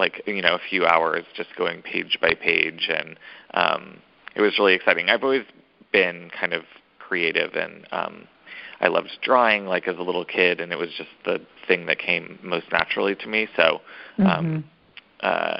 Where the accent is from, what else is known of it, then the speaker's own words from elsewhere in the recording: Seattle, Washington, United States; now in New York, United States; I grew up in Seattle in the rain